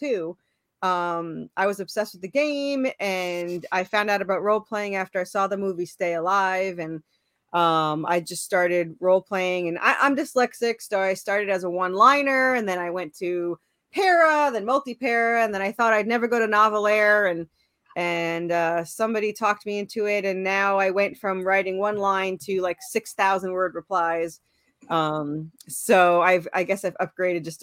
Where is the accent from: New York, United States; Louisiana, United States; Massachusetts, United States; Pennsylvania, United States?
New York, United States; moved away as an adult; now in Tennessee, United States; Originally I was from New York. And then I moved to Tennessee